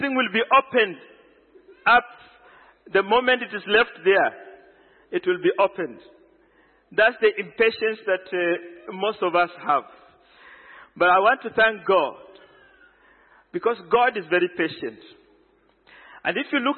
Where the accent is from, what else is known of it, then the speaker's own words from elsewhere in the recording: Kenya; I am a Kenyan